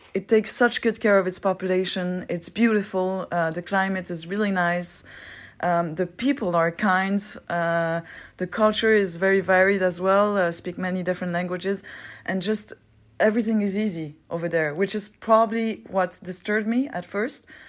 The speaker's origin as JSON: {"language": "English", "region": "Geneva", "country": "Switzerland", "tie": "born or raised there", "second_language": "English", "said": "I'm from Switzerland. I'm twenty-eight years old. Uh, I grew up in Geneva"}